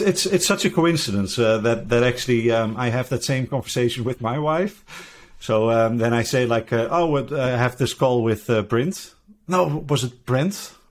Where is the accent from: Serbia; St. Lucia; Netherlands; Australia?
Netherlands; I'm from the Netherlands